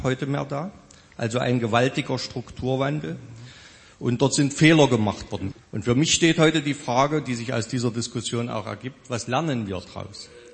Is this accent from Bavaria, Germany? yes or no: no; Weißenfels, Saxony-Anhalt, Germany; Schuhkombinat Weißenfels, meine Heimatstadt, war der größte Schuhproduzent der ganzen DDR